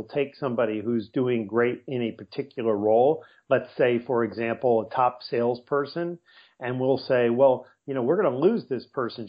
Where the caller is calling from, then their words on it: La Jolla, California, United States; I'm calling from La Jolla, California, which is about a 12-minute drive from downtown San Diego.